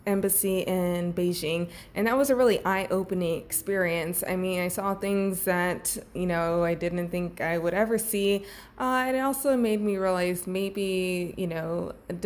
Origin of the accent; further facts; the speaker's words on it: Texas, United States; moved away as an adult; now in China; I'm from Texas.